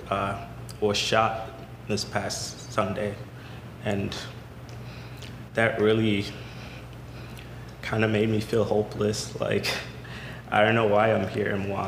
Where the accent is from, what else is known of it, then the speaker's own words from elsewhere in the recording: Kenya; moved away; also born or lived in Sudan; I was born in Sudan, family migrated to Kenya, you know, because there was war, lived in a refugee camp for like most of my life